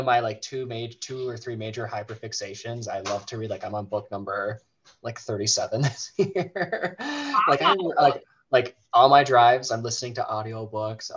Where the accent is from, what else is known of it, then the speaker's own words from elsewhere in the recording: Big Lake, Minnesota, United States; now in Buffalo, United States; I am from Big Lake, Minnesota, and both Zach and I, we live in Buffalo, Minnesota